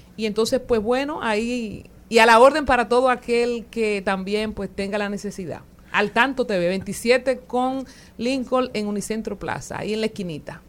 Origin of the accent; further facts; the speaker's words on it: Loma Verde, San Juan, Dominican Republic; allá en Loma Verde, donde yo me crié en San Juan